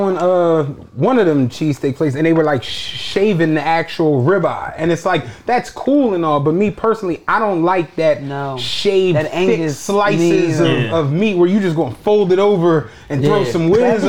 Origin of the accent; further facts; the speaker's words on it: Philadelphia, Pennsylvania, United States; I'm from Southwest Penrose